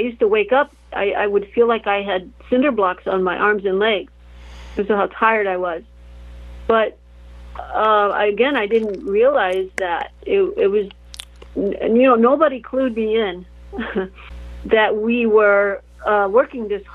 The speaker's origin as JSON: {"language": "English", "area": "outside Chicago", "region": "northwest Indiana", "country": "United States", "tie": "born or raised there", "also_born_or_lived": "Tampa Bay", "moved": "yes", "said": "I grew up outside of Chicago, in northwest Indiana"}